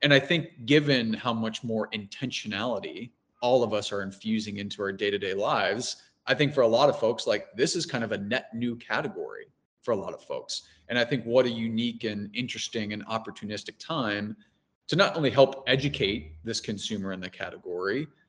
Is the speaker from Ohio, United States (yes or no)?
yes; Cincinnati, Ohio, United States; now in New York, United States; being from Cincinnati